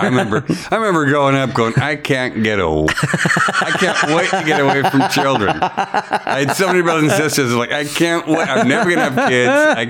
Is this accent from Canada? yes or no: yes; Edmonton, Alberta, Canada; also born or lived in Moose Jaw, Saskatchewan; I pretty much grew up in Edmonton, though.